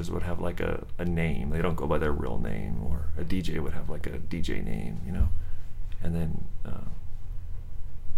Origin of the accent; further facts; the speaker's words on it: San Jose, California, United States; also born or lived in Milpitas; I grew up in San Jose